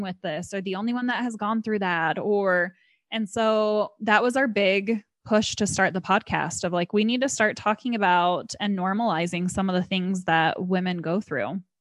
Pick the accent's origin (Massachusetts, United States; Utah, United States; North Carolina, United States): Utah, United States; I was born and raised here in Utah, still live here